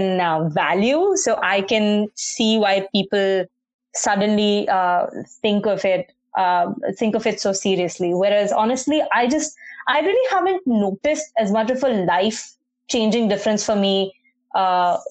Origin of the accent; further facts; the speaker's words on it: Mumbai, Maharashtra, India; now in Toronto, Canada; I grew up in Bombay, so very pedestrian-friendly